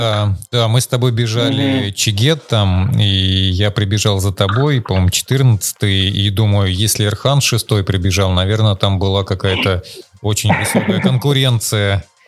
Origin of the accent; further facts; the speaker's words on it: Urals, Russia; я сам с Урала